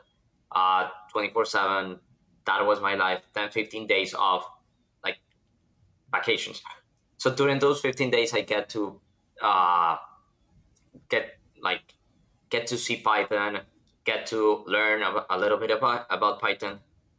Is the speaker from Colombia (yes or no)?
yes; Colombia; moved away as an adult; now in United States; I'm from Colombia